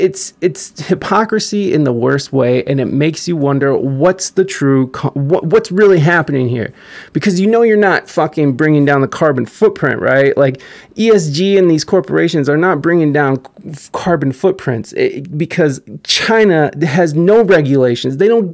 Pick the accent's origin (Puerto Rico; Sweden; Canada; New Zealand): Sweden; I'm from Sweden.